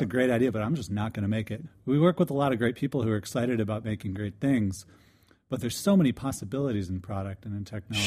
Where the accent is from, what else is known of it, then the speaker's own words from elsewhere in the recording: DeLand, Florida, United States; moved away; I'm from DeLand, Florida